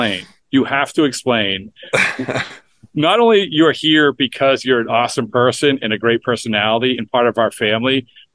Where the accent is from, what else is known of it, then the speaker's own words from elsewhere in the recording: Essex, Massachusetts, United States; my hometown, they invented the fried clam, Essex, Massachusetts.